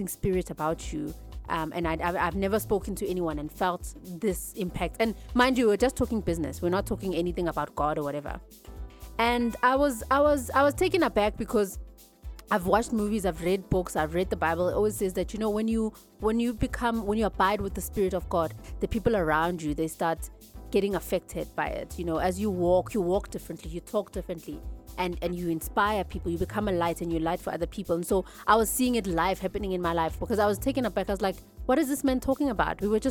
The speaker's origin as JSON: {"language": "English", "town": "Johannesburg", "region": "Gauteng", "country": "South Africa", "said": "I'm from Zola"}